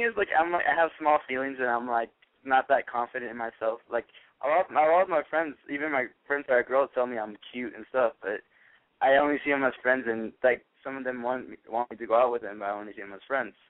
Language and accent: English; Valencia, California, United States; Hello, this is … I'm 18, and I'm from Valencia, California.